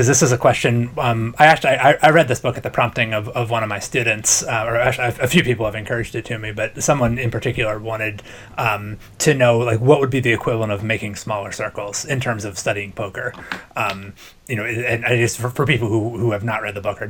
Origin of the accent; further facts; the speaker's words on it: Maryland, United States; moved away; I'm from Maryland, pretty close to Maryland Live